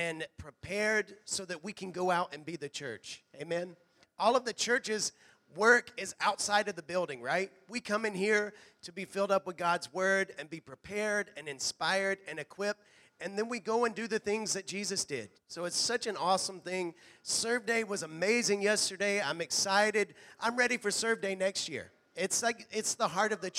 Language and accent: English; Hueytown, Alabama, United States; moved away; that's mine and Carrie's hometown. We're from Hueytown